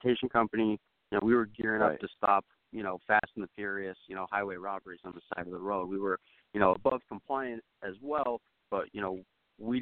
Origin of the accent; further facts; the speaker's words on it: Idaho, United States; I'm from Idaho